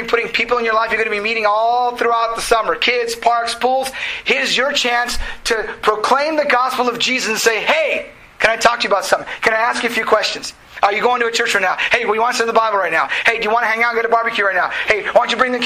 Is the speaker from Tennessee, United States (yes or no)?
no; California, United States; We're Californians